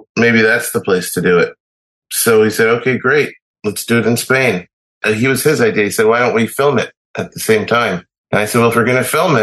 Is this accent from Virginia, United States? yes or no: no; New York, United States; also born or lived in Glasgow, Scotland; I had like this dual life growing up of American me and Scottish me